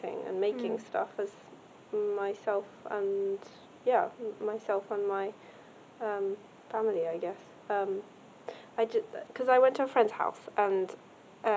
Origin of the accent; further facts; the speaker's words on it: Japan; I grew up in Japan